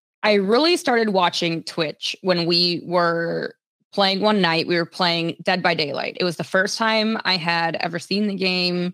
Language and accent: English; Minnesota, United States; The summer is usually held in Minnesota, so that's like my hometown